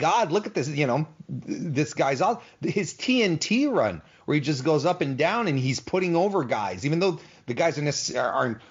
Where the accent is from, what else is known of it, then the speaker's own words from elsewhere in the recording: Canada; I'm Canadian